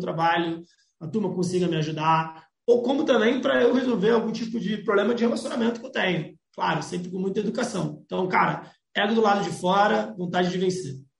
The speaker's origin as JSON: {"language": "Portuguese", "town": "Florianópolis", "region": "Santa Catarina", "country": "Brazil", "said": "Eu sou de Florianópolis, Santa Catarina."}